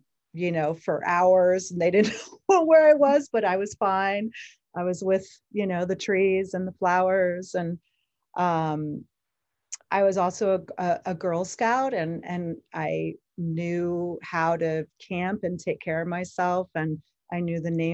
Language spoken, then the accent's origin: English; the Berkshires, Western Massachusetts, United States; I grew up in the woods in Western Massachusetts in the Berkshires